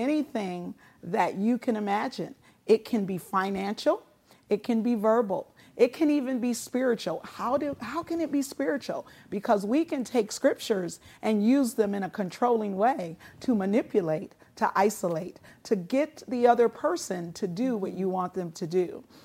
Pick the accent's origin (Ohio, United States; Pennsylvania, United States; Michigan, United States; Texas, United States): Michigan, United States; Muskegon; moved away as an adult; also born or lived in California; Many of the folks that I grew up with in the Reeves Puffer School District